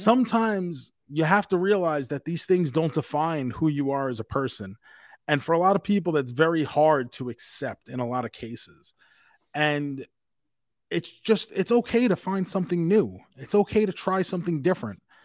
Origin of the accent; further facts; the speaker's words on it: New York, United States; us growing up in New York